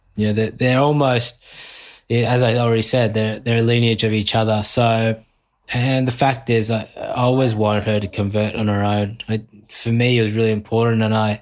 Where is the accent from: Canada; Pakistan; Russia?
Pakistan; Islamabad, Islamabad Capital Territory; born there; All my family's from Karachi. I was born in Islamabad because my dad moved for work.